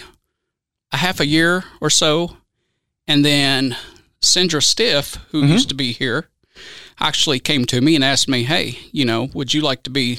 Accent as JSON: {"language": "English", "town": "Owensboro", "region": "Kentucky", "country": "United States", "tie": "born or raised there", "also_born_or_lived": "Louisville, Kentucky", "said": "I was born in Owensboro, but raised in Weissville, which is, you know, right outside the city limits"}